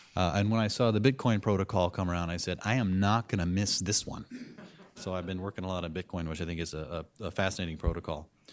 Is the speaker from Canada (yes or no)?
no; California, United States; moved away as an adult; now in Washington, D.C., United States; I'm a Californian, and, uh, we're, plan to live in California forever